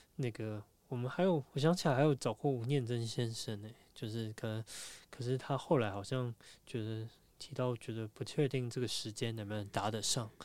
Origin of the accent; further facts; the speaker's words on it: Taiwan; 我们都是台湾人